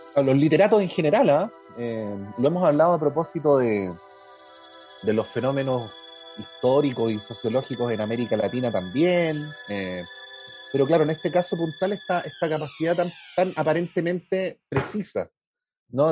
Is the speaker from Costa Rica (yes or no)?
no; Chile